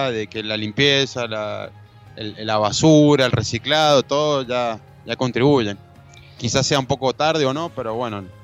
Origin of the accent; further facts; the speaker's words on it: San Juan, Argentina; somos todos los sanjuaninos.